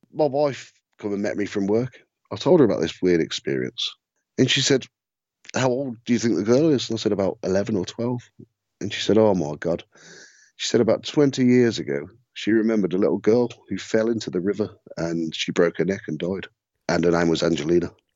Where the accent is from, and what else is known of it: Redditch, West Midlands, United Kingdom; born or raised there